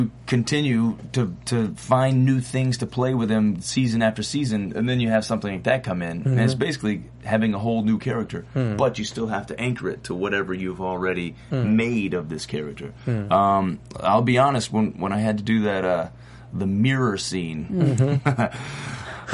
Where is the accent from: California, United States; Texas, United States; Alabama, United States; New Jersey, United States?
Alabama, United States; moved away as an adult; now in Los Angeles, United States; I came out here from Alabama